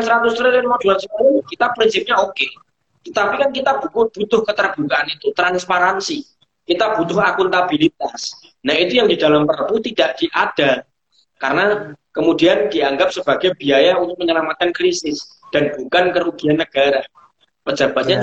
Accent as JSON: {"language": "Indonesian", "town": "Purworejo", "region": "Central Java", "country": "Indonesia", "said": "di daerah saya, di daerah Purworejo"}